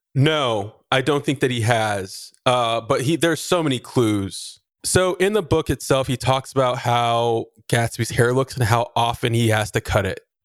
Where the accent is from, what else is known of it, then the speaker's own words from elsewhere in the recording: Texas, United States; I'm from Texas